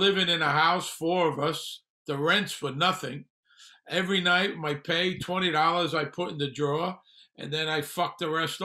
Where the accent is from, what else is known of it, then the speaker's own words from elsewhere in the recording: New York City, New York, United States; moved away as an adult; also born or lived in Las Vegas; I grew up in Brooklyn. I grew up on welfare.